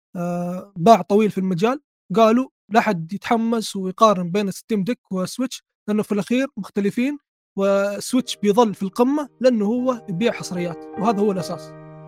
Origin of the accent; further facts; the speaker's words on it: Saudi Arabia; عندنا في السعوديه